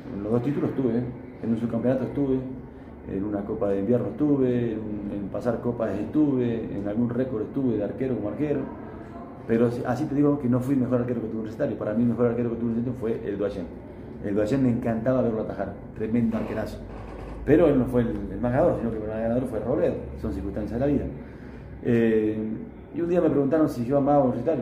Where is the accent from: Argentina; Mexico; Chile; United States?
Argentina; now in Sucre, Bolivia; voy a Argentina porque tengo mi familia allá